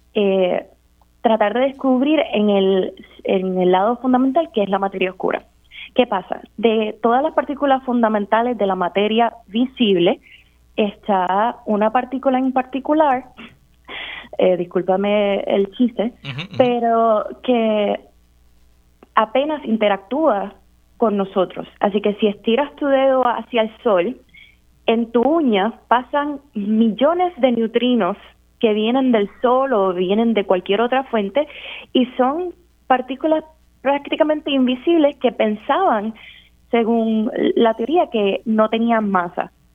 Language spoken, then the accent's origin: Spanish; San Juan, Puerto Rico; Pues yo crecí en San Juan, entre lo que es Cupe y Caimito.